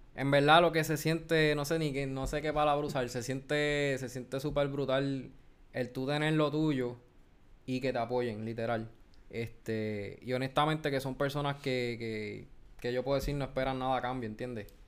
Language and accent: Spanish; Guayama, Puerto Rico; de Guayama